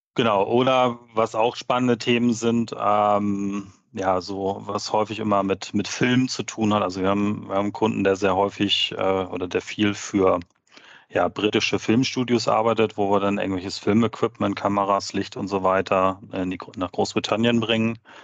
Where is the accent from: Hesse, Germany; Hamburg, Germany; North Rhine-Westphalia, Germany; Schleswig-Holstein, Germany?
Hamburg, Germany; moved away as an adult; bin dann in, mein, in meine alte Heimat zurück. Ähm, ich komme aus der Nähe von Hamburg